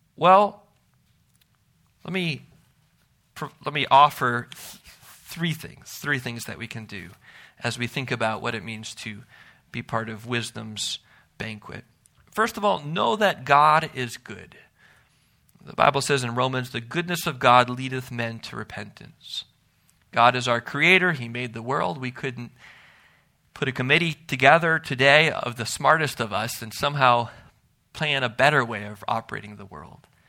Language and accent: English; Milwaukee, Wisconsin, United States; growing up in Milwaukee